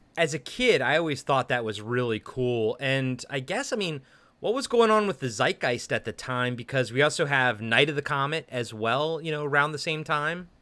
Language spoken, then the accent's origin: English; Baltimore, Maryland, United States; moved away; I'm from Baltimore